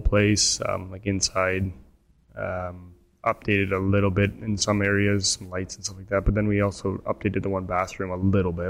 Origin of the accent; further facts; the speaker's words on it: Canada; as a Canadian buying in the United States